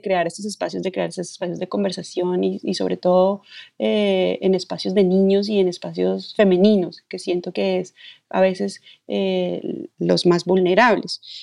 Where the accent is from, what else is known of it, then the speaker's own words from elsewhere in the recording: Bogotá, Colombia; nací y crecí en Bogotá